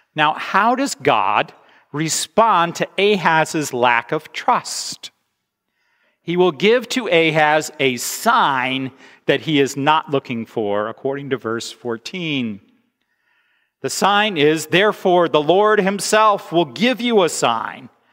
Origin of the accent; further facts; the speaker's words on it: United States; moved away; I am an American